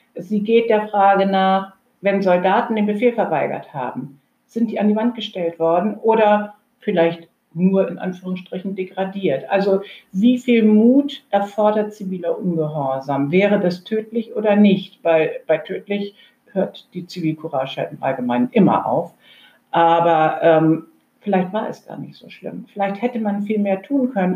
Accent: Germany; eher als Europäerin aufgewachsen, denn als Deutsche

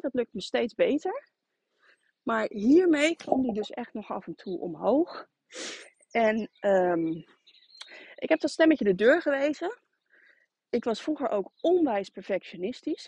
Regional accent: Rotterdam, South Holland, Netherlands; moved away as an adult; now in Harderwijk, Netherlands; En ik kom van oorsprong uit Rotterdam

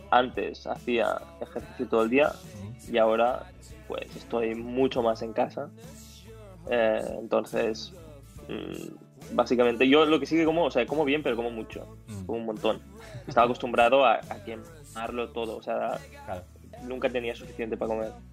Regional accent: Catalonia, Spain; Una vez fui de, de mi pueblo mm. hasta el Magma en Barcelona patinando más, más de 30 kilómetros el skate

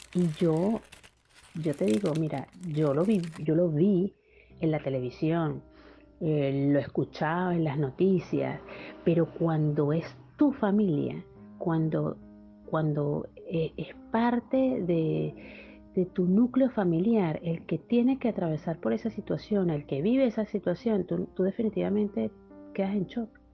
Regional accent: Venezuela; moved away as an adult; also born or lived in Ibarra, Ecuador; now in Peru; Salí de Venezuela un 2 de septiembre después del cumpleaños de mi hija

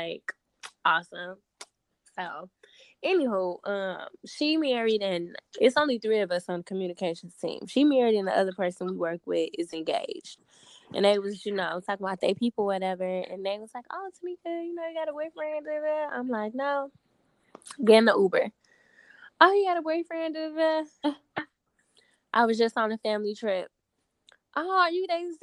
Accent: Chicago, Illinois, United States; I'm born and raised in Chicago.

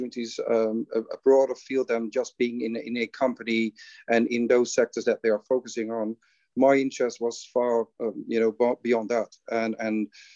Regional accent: Netherlands; moved away as an adult; now in Qatar; I hail from the Netherlands. And I came to Qatar in 2015.

